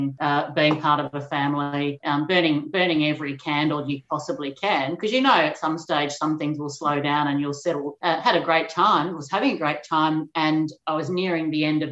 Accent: Gippsland, Victoria, Australia; also born or lived in Geelong, Victoria; now in Melbourne, Australia; I'm a Gippsland-born person in Victoria

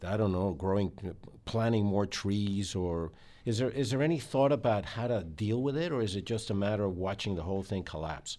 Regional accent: Mexico City, Mexico; moved away; I was growing up in Mexico City, which is seven thousand feet elevation

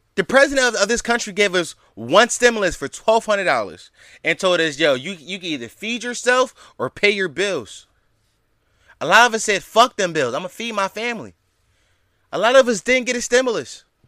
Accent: Philadelphia, Pennsylvania, United States; the city of Philadelphia, my hometown.

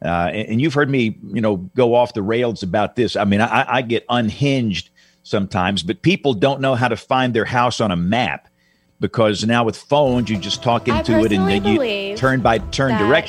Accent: Butler County, Alabama, United States; growing up in Butler County, Alabama

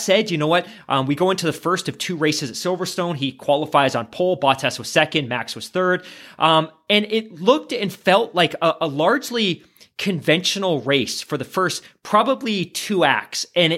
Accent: Canada; because I'm a Canadian

